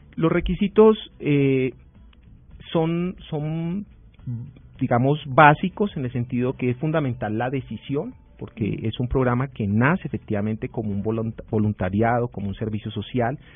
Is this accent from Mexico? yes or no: no; Huila, Colombia; yo soy huilense